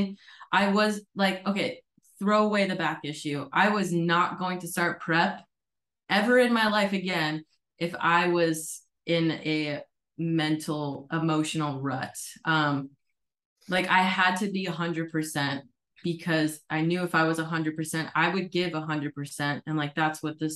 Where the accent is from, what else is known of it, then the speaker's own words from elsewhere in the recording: Connecticut, United States; moved away as an adult; also born or lived in Colorado; now in Arizona, United States; I grew up in Connecticut.